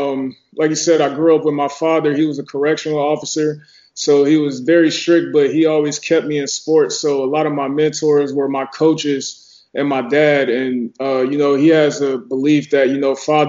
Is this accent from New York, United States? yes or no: no; Atlanta, Georgia, United States; I'm from Atlanta